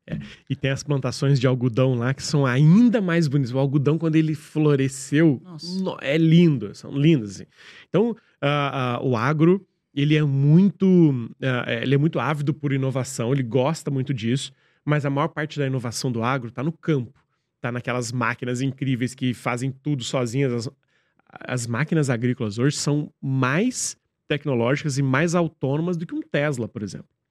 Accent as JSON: {"language": "Portuguese", "region": "interior of Minas Gerais", "country": "Brazil", "tie": "born or raised there", "moved": "yes", "lives_now": "São Paulo, Brazil", "said": "a gente cresceu lá, lá no interior onde eu, onde eu, onde eu nasci"}